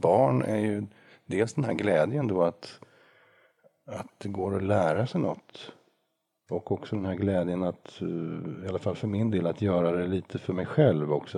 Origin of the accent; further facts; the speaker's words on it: Norrköping, Östergötland, Sweden; som var kantor i en kyrka i Norrköping där jag är född